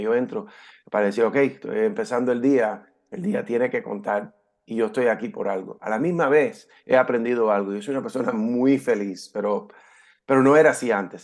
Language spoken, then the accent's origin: Spanish; California, United States; moved away as an adult; also born or lived in Havana, Cuba; now in Florida, United States; me crié aquí en Estados Unidos. Eh, directo de cuando aterrizamos, llegamos ahí a Cayo Hueso, al puerto, a la base naval, directamente nos fuimos a California, donde me crié y viví por 20 años